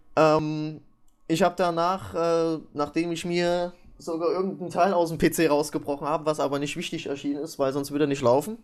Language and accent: German; East Germany, Germany; Ich bin ja auch Ossi